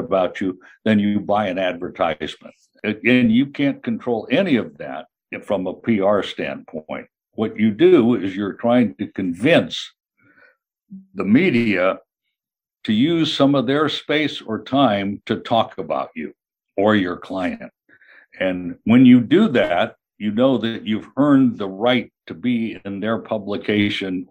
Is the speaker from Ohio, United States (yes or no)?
no; Kansas, United States; moved away as an adult; also born or lived in New York / Chicago / California; I'm originally from Kansas, where I am right now, but spent most of my career in New York, Chicago, and certainly on the West Coast in California